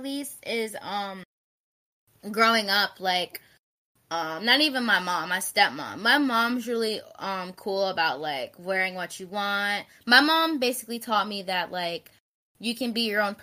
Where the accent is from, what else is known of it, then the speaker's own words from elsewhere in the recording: Philadelphia, Pennsylvania, United States; also born or lived in Florida; now in Delaware, United States; I'm from Philly